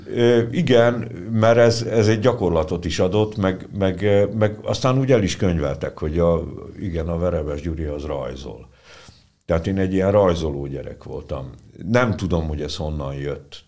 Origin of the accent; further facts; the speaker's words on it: Senta, Vojvodina, Serbia; also born or lived in Budapest, Hungary; now in Szolnok, Hungary; Zentára is nyilván a szülővárosomra, mert hát ugye az a szülővárosom